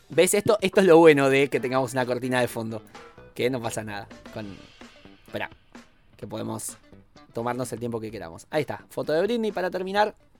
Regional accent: Argentina; nuestra historia eh, tanto argentina como latinoamericana

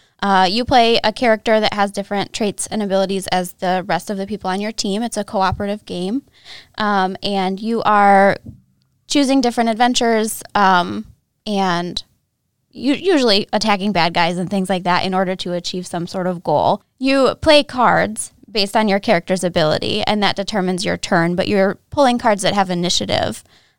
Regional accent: Michigan, United States; So I grew up in Northern Michigan. I'm a native here, but I went away for several years for school.

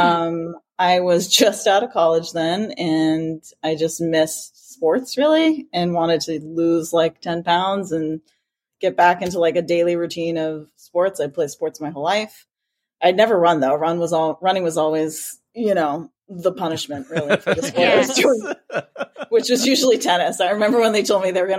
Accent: New Hampshire, United States; I'm from New Hampshire, but teach in Massachusetts

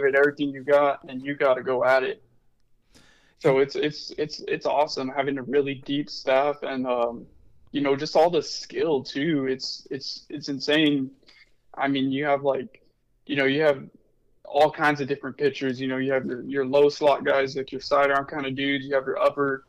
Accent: Las Cruces, New Mexico, United States; moved away; I'm from Cruces

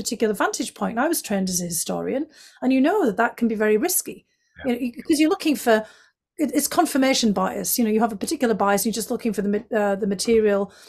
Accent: County Durham, North East England, United Kingdom; accent: County Durham; moved away as an adult; now in United States; I explained it was from County Durham.

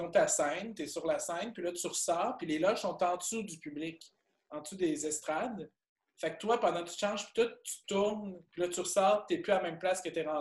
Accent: Shawinigan, Quebec, Canada; Moi, j'ai pas d'accent. Je, viens de Shawinigan.

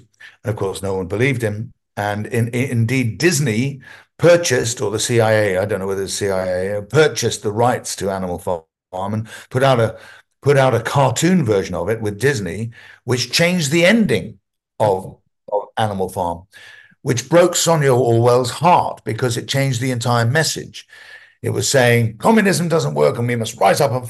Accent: London, United Kingdom; also born or lived in Hampstead, England / Wales / America; I was brought up in almost a Welsh commune, if you like, in North London.

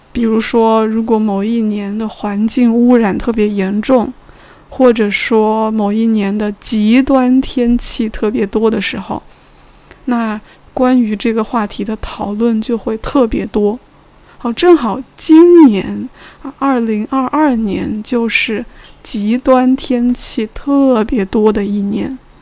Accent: China; 同时我作为中国人也觉得有意思的内容

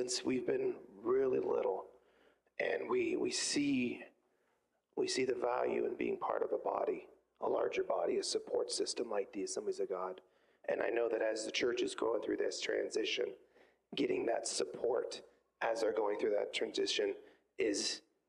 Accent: Youngstown, Ohio, United States; also born or lived in Boardman, Ohio / Poland, Ohio / Struthers, Ohio; I was born and raised in the Youngstown area

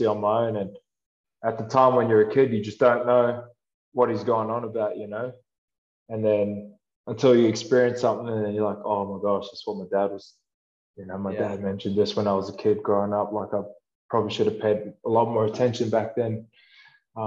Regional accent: Australia; moved away as an adult; I grew up playing rugby and I grew up in Australia

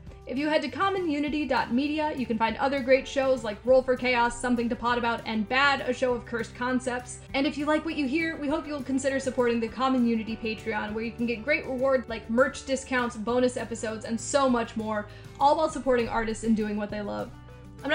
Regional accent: Watson, Minnesota, United States; now in Twin Cities, United States; I thought my hometown of Watson was tiny, at just under 200 people

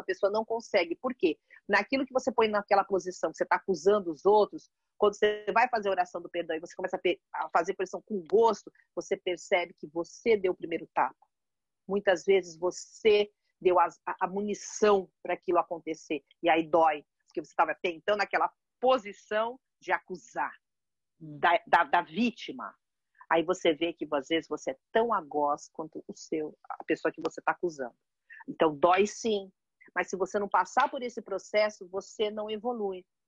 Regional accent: São Paulo, Brazil; moved away as an adult; also born or lived in Santos, Brazil; now in London, United Kingdom; sou brasileira, 57 anos, mãe de uma garota de 25, que eu chamo de garota, né, mas já é uma mulher de 25. Sou paulista.

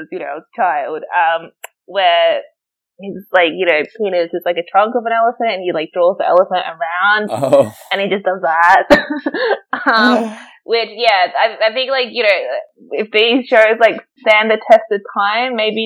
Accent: Australia; moved away as an adult; now in Berlin, Germany; me growing up in Australia

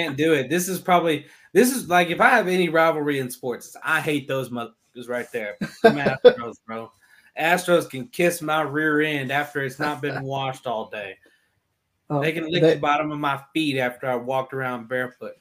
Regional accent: Texas, United States; moved away; I'm from Texas, right? I'm a Texan with like sweet tea and stuff

